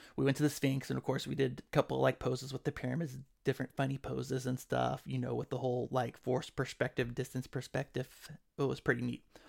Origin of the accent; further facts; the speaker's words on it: Sacramento, California, United States; I'm from Sacramento.